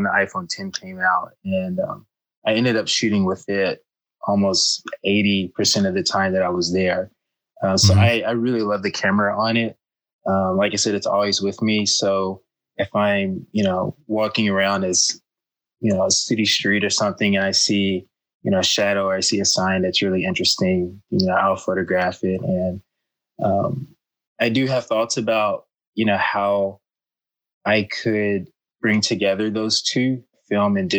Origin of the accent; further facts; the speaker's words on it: Arkansas, United States; moved away as an adult; now in Bay Area, United States; I'm originally from Arkansas, which is in the southern part of the United States.